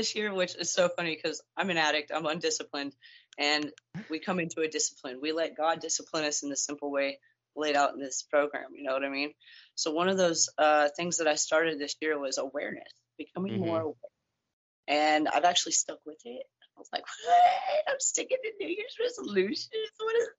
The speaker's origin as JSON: {"language": "English", "region": "Texas", "country": "United States", "tie": "born or raised there", "also_born_or_lived": "Kentucky / Nebraska / Missouri / Iowa", "said": "No, I was born and raised in Texas mostly."}